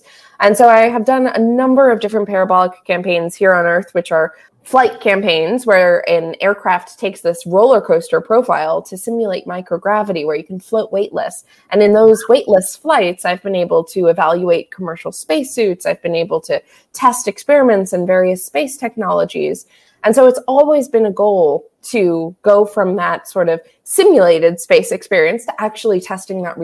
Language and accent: English; South Florida, United States; growing up in South Florida.